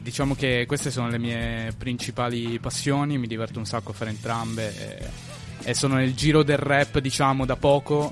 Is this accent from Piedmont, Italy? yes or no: yes; Turin, Piedmont, Italy; Io sono di Torino, ho origini da parte di, della famiglia di mio padre sarde e dalla famiglia di mia madre calabresi